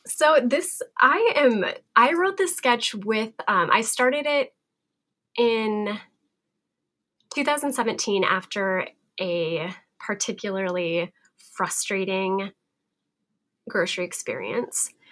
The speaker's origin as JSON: {"language": "English", "region": "Montana", "country": "United States", "tie": "born or raised there", "said": "I'm from Montana"}